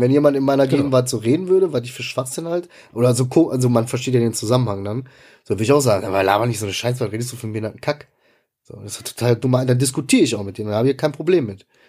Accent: Ruhr area, North Rhine-Westphalia, Germany; ich bin im Ruhrgebiet aufgewachsen

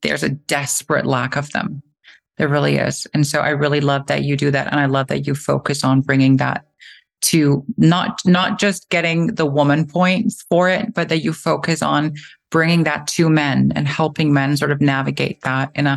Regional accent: Eysturoy, Faroe Islands; I grew up in the Faroe Islands

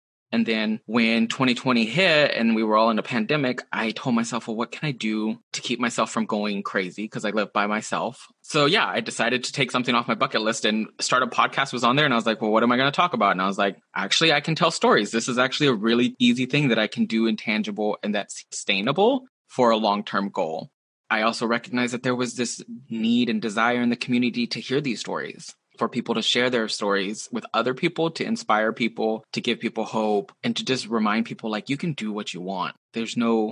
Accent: Texas, United States; moved away as an adult; also born or lived in Seattle area, Washington; now in Seattle, United States; Growing up in Texas, there's a lot of people who look like me, a lot of people who have similar stories as me

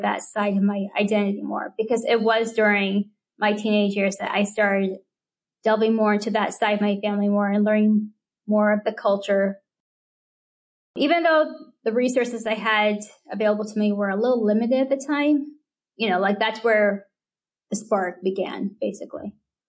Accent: near Fremont, Bay Area, California, United States; I grew up near Fremont. Yeah, near there. Not in Fremont, but close to it.

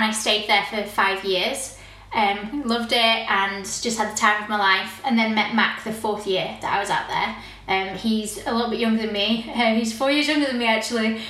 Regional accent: Rotherham, Yorkshire and the Humber, United Kingdom; moved away as an adult; also born or lived in United States; now in Newquay, United Kingdom; I a girl from Rotherham, Yorkshire

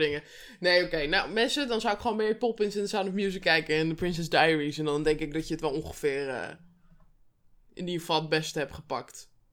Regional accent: Netherlands; toen woonde ik blijkbaar in Nederland

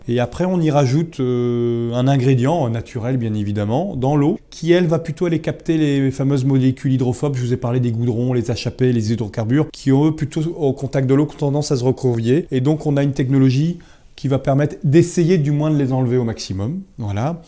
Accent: Brest, Brittany, France; also born or lived in England; moi je suis né à Brest

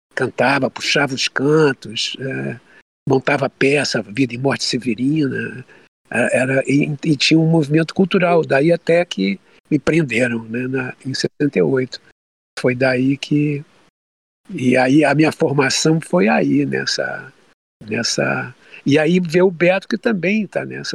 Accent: Rio de Janeiro, Brazil; also born or lived in Olaria, Rio de Janeiro; A minha infância foi em Bom Sucesso, nessa igreja

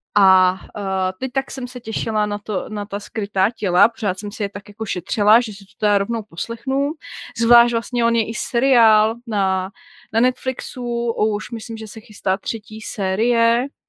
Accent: Czechia; my jako Češi

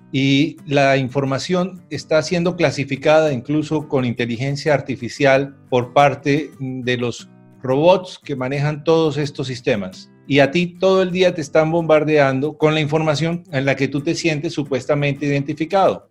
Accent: Colombia; aquí lo que tuvimos en Colombia

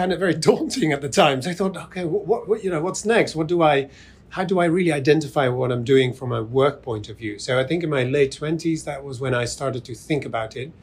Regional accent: Netherlands; I'm from the Netherlands, so in Holland

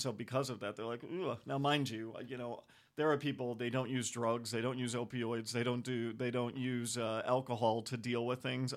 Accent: United States; also born or lived in Europe; I'm American

